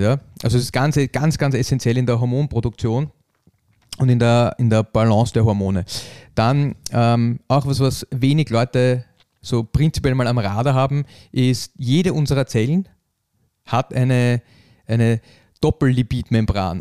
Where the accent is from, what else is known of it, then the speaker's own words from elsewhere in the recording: Austria; bei uns in Österreich